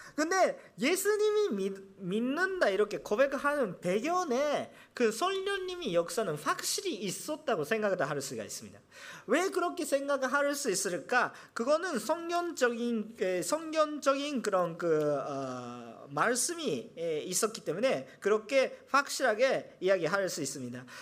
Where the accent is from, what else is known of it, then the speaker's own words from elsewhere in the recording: Japan; 저는 일본 사람으로서